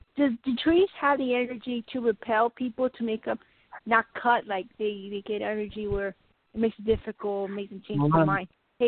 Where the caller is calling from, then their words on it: Colorado, United States; of Colorado